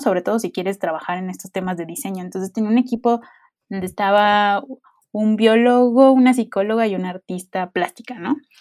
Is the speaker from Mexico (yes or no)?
yes; Veracruz, Mexico; Yo soy veracruzana